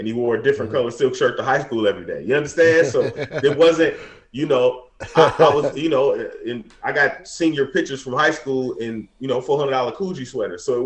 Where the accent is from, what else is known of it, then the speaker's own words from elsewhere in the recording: Detroit, Michigan, United States; now in California, United States; we grew up in Detroit, in the hood